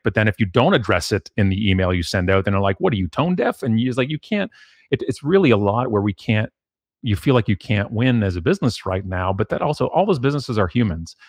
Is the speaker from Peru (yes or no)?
no; Canada; being Canadian